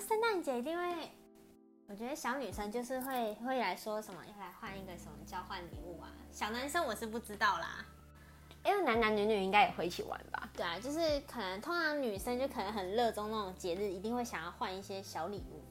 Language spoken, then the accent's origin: Chinese; Taipei, Taiwan; 像我是台北人